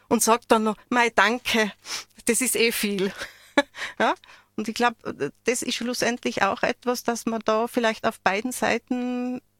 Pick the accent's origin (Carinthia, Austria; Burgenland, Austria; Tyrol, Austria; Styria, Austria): Tyrol, Austria; Innsbruck; Ich, ich meine, ich komme aus Innsbruck, ja, und dann hat es mir, ja, wo aus Innsbruck? Ja, und wenn man dann sagt, Hötting